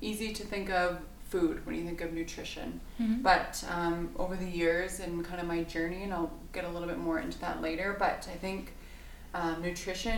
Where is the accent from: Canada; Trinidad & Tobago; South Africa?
Canada; Medicine Hat, Alberta; moved away as an adult; now in Edmonton, Canada; I grew up in Medicine Hat. I moved to Edmonton in 2011 for school